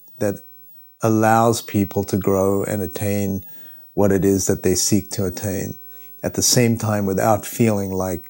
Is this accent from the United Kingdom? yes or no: no; Switzerland; Or, you know, when we were in New York, I'm from Switzerland, and when I was in New York and I met Daniel